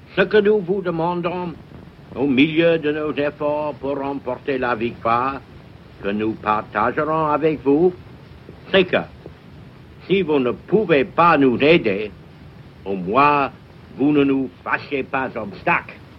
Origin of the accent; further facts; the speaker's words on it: England, United Kingdom; French is a second language; ici, chez nous, en Angleterre